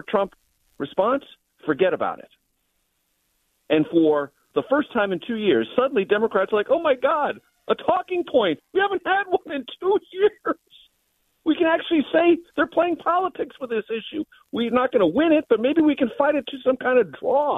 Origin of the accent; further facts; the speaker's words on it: San Diego, California, United States; I grew up in San Diego.